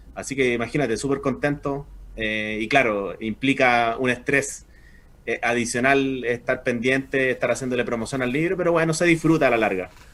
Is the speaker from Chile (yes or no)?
yes; Chile; soy chileno